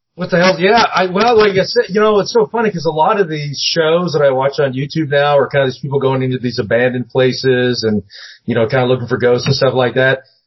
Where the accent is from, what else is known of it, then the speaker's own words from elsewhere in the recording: Seattle, Washington, United States; moved away; I grew up in the Northwest, um, mm-hmm. up in Seattle